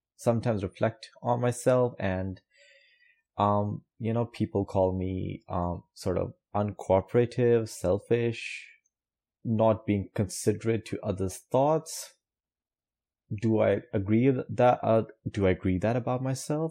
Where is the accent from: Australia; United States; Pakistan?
Pakistan; I'm coming from South Asia, Pakistan. Coming from that background, and also Muslim